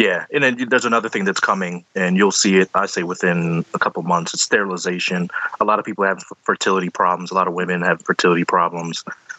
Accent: Philadelphia, Pennsylvania, United States; I'm from Philly

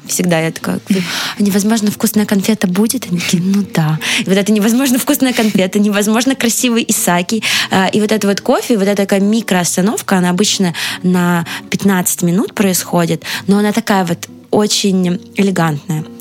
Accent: Moscow, Russia; я из Москвы, но сердцем из Петербурга

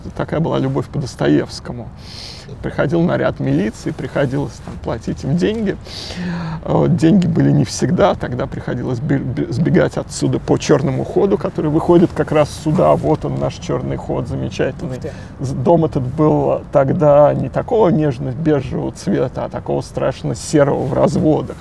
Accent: Moscow, Russia; Я родился на Где? окраине. А, район Кузьминок, Рязанский проспект

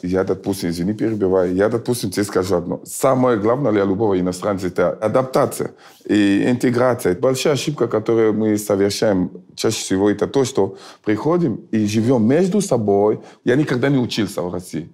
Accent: Cameroon; Russian is a second language; also born or lived in France; now in Russia; я из Камеруна, я просто жил во Франции.

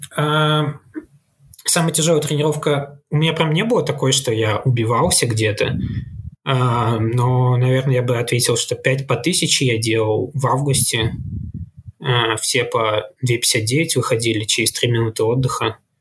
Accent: Saint Petersburg, Russia; я вообще родом из Санкт-Петербурга

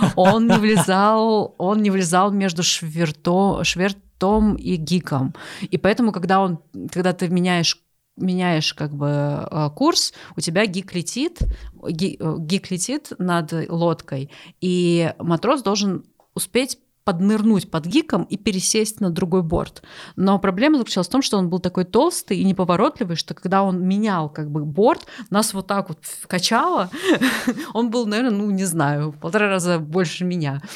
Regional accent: Ust-Ilimsk, Irkutsk Oblast, Russia; now in Moscow, Russia; я ещё выросла в Ист-Илимской, Иркутской области. У нас там с каждой точки можно было увидеть Ангару

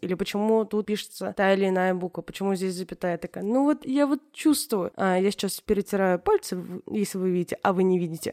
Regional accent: Tatarstan, Russia; accent: Tatar; я из Татарстана, но при этом я не знаю татарский язык

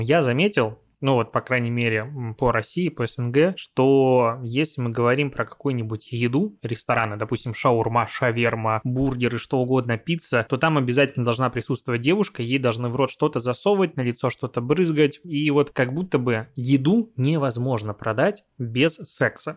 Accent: Belarus; moved away as an adult; now in Russia; Я сам из Беларуси, и там достаточно большую часть, короче, жизни прожил, недавно переехал в Россию

